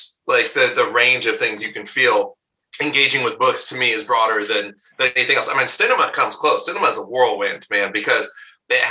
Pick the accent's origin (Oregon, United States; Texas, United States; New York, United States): Oregon, United States; Bend; as a kid growing up in Bend, Oregon